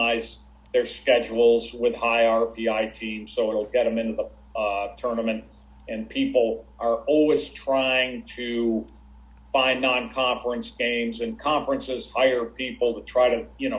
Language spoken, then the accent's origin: English; Syracuse and Rochester, upstate New York, United States; moved away; I grew up in upstate New York and Syracuse and Rochester